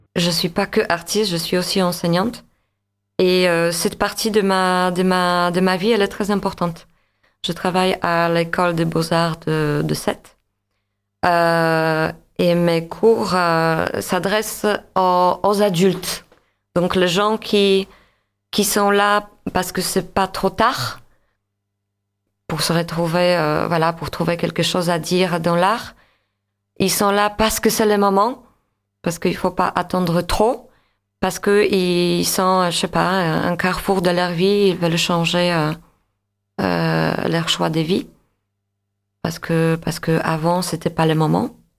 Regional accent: Łódź, Łódź Voivodeship, Poland; French is a second language; moved away as an adult; now in France; je suis d'origine polonaise. Euh, je suis née à Lodz, Łódź.

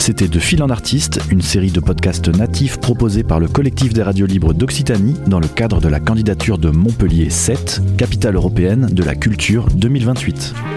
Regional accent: Calabria, Italy; French is a second language; moved away as an adult; also born or lived in Geneva region; now in France; Je suis né en Italie, euh, en dix-neuf cent soixante-dix-sept, en Calabre plus précisément

